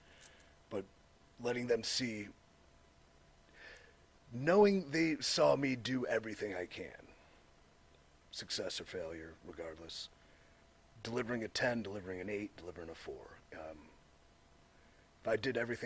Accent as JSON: {"language": "English", "town": "Cleveland", "region": "Ohio", "country": "United States", "tie": "born or raised there", "said": "I'm from Cleveland. It's my hometown, right?"}